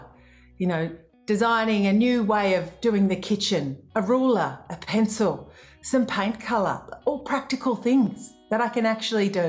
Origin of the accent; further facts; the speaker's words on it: Australia; as an Australian musician